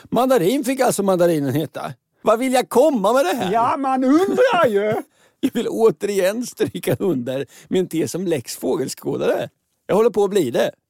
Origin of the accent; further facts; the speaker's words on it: Oslo, Norway; now in Sweden; Jag kommer från eh, Oslo.